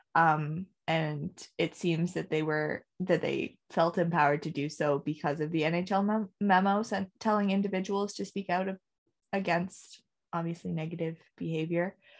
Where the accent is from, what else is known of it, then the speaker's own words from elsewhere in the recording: Canada; as a Canadian